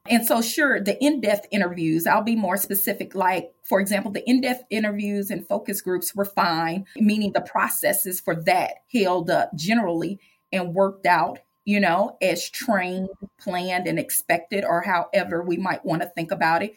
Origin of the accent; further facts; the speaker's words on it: St. Louis, Missouri, United States; I am Black, born and raised in St. Louis